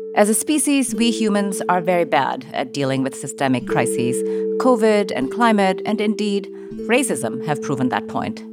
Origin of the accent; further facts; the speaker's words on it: Jakarta, Indonesia; my hometown is Jakarta